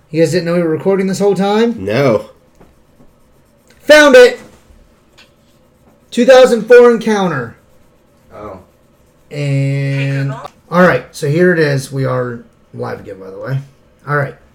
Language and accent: English; Appalachia, United States; Because I'm from Appalachia.